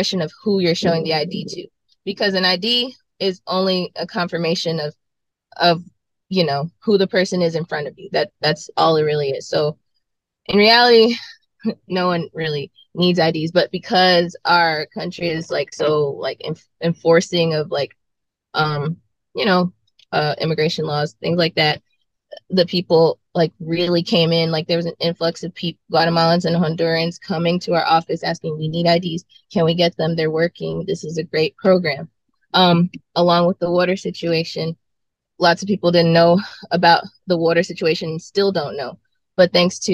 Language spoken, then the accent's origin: English; Greenville, Mississippi, United States; now in Jackson, United States; growing up in Greenville, Mississippi, where I'm from, we had tornadoes all the time